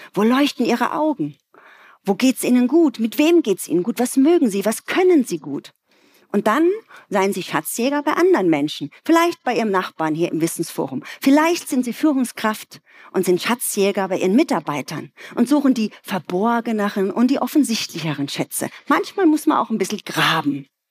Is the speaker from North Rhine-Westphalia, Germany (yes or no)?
no; Ludwigshafen, Rhineland-Palatinate, Germany; Ich komme aus einer Arbeiterfamilie aus Ludwigshafen